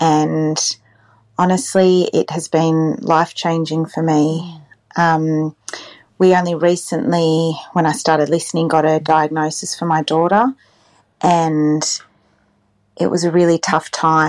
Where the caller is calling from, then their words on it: New South Wales, Australia; I'm calling in from New South Wales.